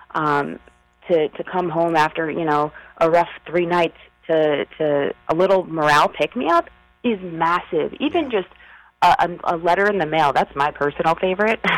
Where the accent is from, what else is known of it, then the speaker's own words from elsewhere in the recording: Smithtown, New York, United States; also born or lived in Cleveland, United States; I'm from Smithtown